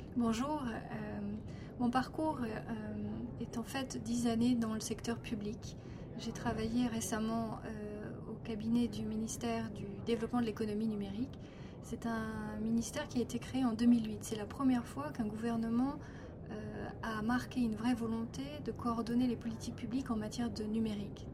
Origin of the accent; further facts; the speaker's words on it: France; chez nous en France